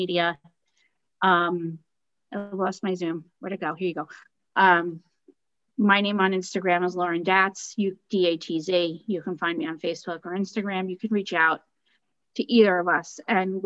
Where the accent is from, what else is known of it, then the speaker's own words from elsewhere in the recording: United States; As an American